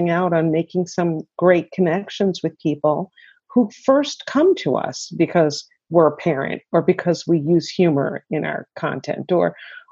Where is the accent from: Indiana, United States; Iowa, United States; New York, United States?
New York, United States; Long Island; now in Syracuse, United States; I grew up on Long Island and then just made my way to Central New York.